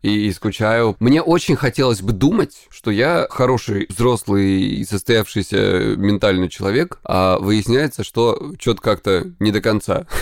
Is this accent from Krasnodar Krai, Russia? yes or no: yes; Krasnodar Krai, Russia; я из Кубани